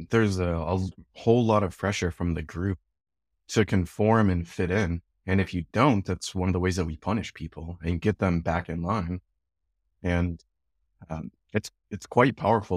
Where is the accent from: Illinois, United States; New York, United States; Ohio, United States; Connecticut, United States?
Illinois, United States; Chicago; now in Edmonton, Canada; I'm from Chicago, and we have the Cubs and the Sox